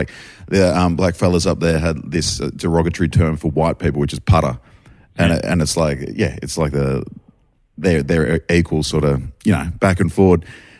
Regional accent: Sunshine Coast, Queensland, Australia

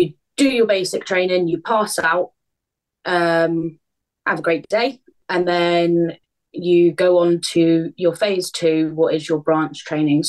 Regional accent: Southampton, South East England, United Kingdom; moved away as an adult; I'm born and bred in Southampton

